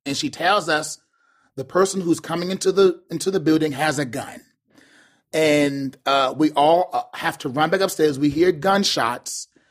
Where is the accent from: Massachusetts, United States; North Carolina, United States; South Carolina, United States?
South Carolina, United States; Charleston; also born or lived in Chattanooga, Tennessee; now in Baltimore, United States; I'm from Charleston, South Carolina